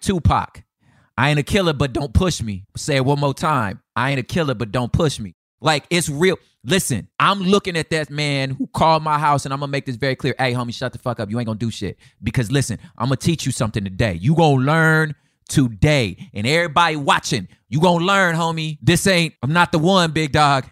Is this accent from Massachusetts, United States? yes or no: no; Los Angeles, California, United States; I'm from South Central Los Angeles